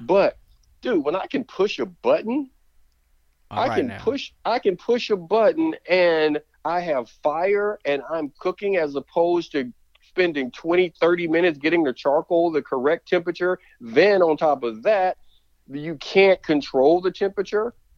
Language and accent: English; Alabama, United States; growing up in Alabama, there was a lot of grilling